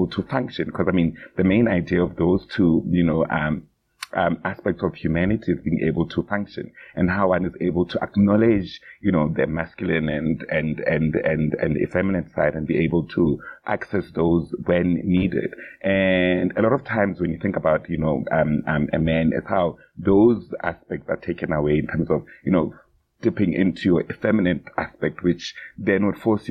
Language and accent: English; South Africa; as a South African man myself